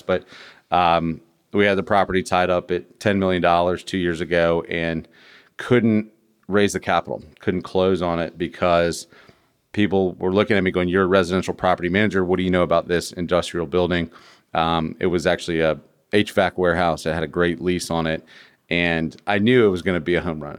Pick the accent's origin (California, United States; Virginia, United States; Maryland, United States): Virginia, United States; I'm from Virginia